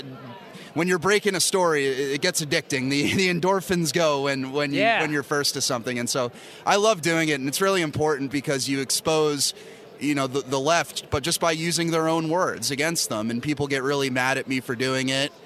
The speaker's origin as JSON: {"language": "English", "area": "Bucks County", "region": "Pennsylvania", "country": "United States", "tie": "born or raised there", "also_born_or_lived": "Northeast Philadelphia", "said": "I was born in Northeast and grew up in Bucks County, just outside the city"}